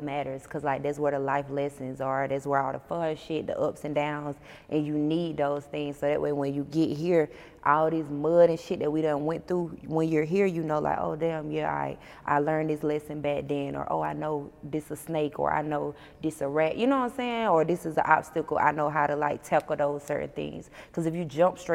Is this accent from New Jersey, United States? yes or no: no; Blakely, Georgia, United States; moved away as an adult; now in Atlanta, United States; I'm from Blakely, Georgia, which is a small town